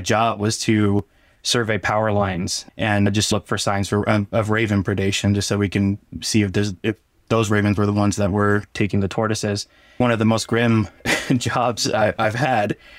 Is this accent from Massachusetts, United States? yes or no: no; Barstow, California, United States; I was born and raised in Barstow, California